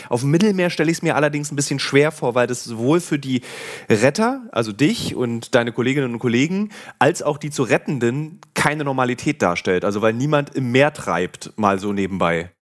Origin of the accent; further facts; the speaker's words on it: Berlin, Germany; als Berliner